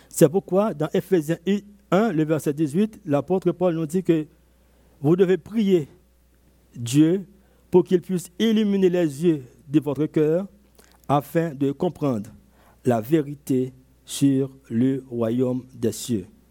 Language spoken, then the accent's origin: French; Côte d’Ivoire